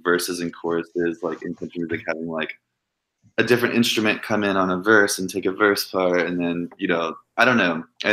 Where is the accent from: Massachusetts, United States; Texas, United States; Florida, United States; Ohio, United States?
Texas, United States; Cleburne; moved away as an adult; also born or lived in Fort Worth, Texas; now in Nashville, United States; I grew up in Cleburne, Texas, which is like 45 minutes outside of Fort Worth. And we moved there when I was like 11.